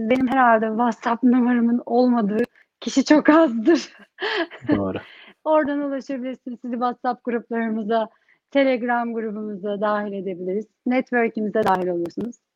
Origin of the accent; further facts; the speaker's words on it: Turkey; now in London, United Kingdom; Ama ben Türkiye'de yetiştim. Hani oranın kültürü, oranın eğitimini aldım. Türkiye'ye dönmeyi istiyorum. Ama şimdi çocuklar burada doğdu.